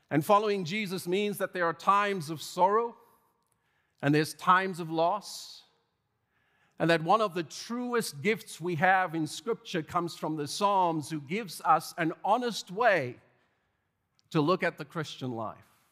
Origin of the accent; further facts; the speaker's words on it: South Africa; growing up in South Africa